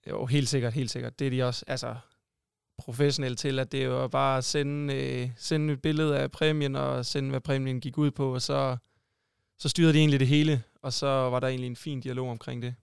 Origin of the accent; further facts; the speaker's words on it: Sønderborg, Southern Denmark, Denmark; moved away; also born or lived in Odense; jeg er oprindelig sønderjyde